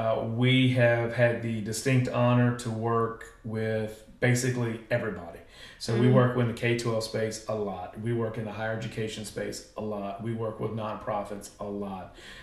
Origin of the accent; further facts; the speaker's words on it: Halifax County, Virginia, United States; I live in an amazing place that's my hometown that I grew up in.